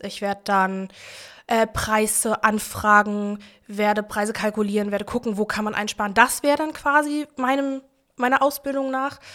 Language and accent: German; Berlin, Germany; Ich bin in Berlin-Neukölln geboren, im alten Neuköllner Krankenhaus, genau. Ähm, bin auch im, also am Rand von Neukölln aufgewachsen, in Buko